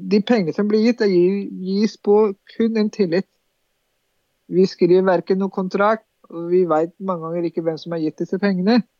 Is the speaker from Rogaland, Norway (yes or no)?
no; Drammen, Buskerud, Norway; Vi er jo ikke bare en del for muslimene, vi er drammensere, vi er nordmenn.